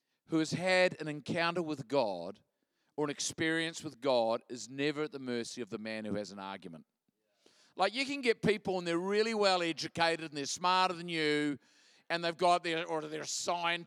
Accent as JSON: {"language": "English", "town": "Christchurch", "region": "Canterbury", "country": "New Zealand", "said": "I'm from Christchurch, New Zealand"}